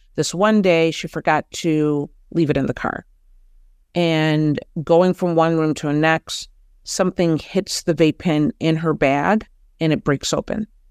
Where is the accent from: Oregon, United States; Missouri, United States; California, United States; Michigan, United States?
Michigan, United States; Detroit; I'm originally from Detroit